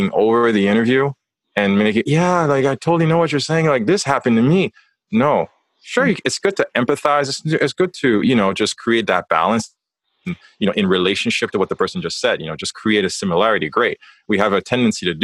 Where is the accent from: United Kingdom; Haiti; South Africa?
Haiti; moved away; also born or lived in North America; growing up in Haiti, you grow up with that very heavy weight of the identity of being a man